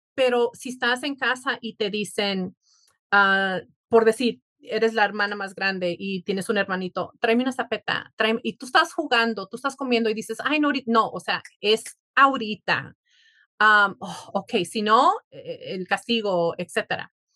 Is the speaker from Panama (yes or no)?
no; Mexico; somos mexicanos